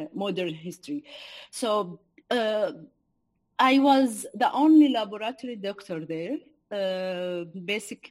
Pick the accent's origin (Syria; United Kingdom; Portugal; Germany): Syria; Douma, Rif Dimashq; moved away as an adult; I was working in my hometown, town Douma. It's a city in Eastern Ghouta.